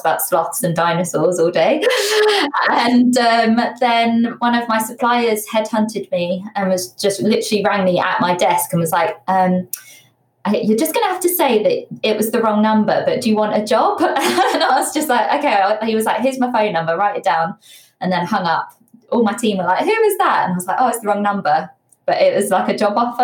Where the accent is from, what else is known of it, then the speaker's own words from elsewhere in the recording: Bedfordshire, East of England, United Kingdom; also born or lived in Leicester; I'm from Bedfordshire.